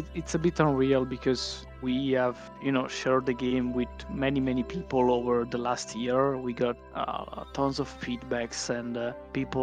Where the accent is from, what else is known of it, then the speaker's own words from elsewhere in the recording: Italy; I am from Italy.